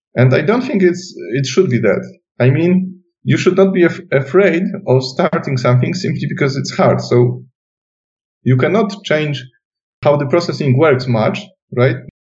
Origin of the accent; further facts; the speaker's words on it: Silesian Voivodeship, Poland; English is a second language; moved away; I come from Silesia, which is southwest part of Poland, and there still is a house with my mom living there